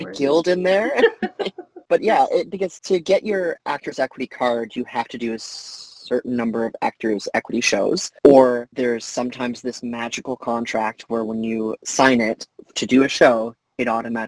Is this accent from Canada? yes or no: yes; Canada; I'm a Canadian citizen